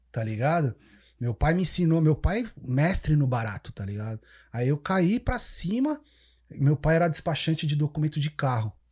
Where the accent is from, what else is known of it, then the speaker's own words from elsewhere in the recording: São Paulo, Brazil; now in Canada; São Paulo, freguesia do Ó, Cachoeirinha, velho.